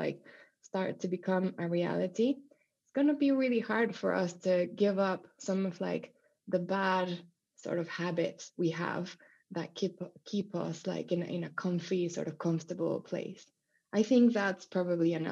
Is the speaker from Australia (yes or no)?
no; Mexico; moved away; I grew up in Mexico